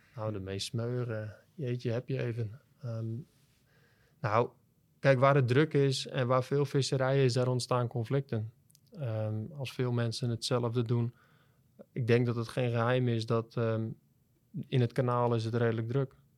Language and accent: Dutch; Netherlands; als Nederlanders